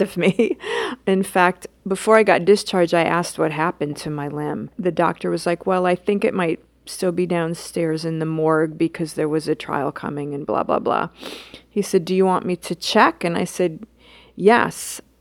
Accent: New York City, New York, United States; as a New Yorker

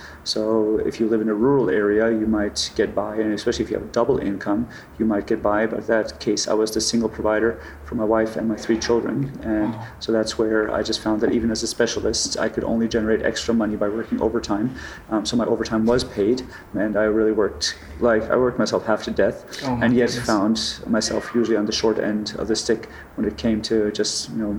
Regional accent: Germany; So he declined all further job offers to move away, and so I grew up in Germany.

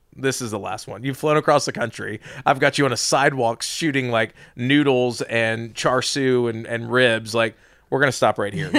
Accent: Atlanta, Georgia, United States; born and raised in the South

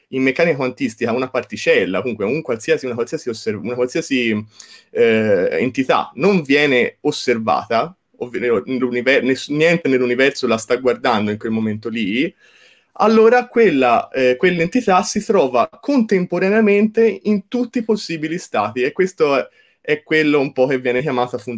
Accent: Certaldo, Tuscany, Italy; certo, sì, io vengo da Certaldo, il paese di Boccaccio, quindi

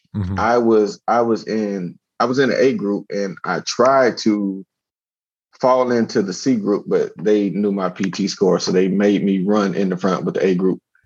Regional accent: Miami, Florida, United States; I grew up in Miami, Florida.

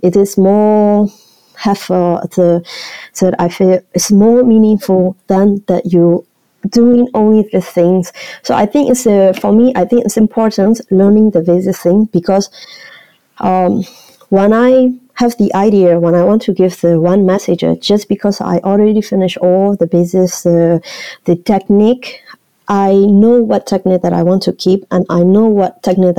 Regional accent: Shan State, Myanmar; English is a second language; moved away; also born or lived in Mandalay, Myanmar; I was born in Chiang State, really a small town, and I still go back this town to go and visit my cousin and my grandparents

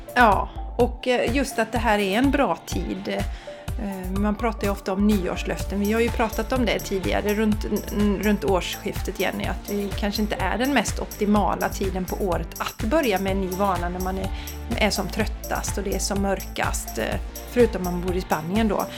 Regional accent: Borås, Västra Götaland, Sweden; also born or lived in Bollebygd; now in Gothenburg, Sweden; jag är från Borås från början, eller allra först från Bollebygd

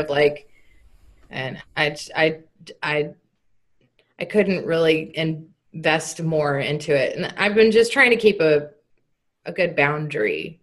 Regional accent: Texas, United States; moved away as an adult; also born or lived in Nashville; growing up in Texas and coming back to Texas, I lived in Nashville for a few years

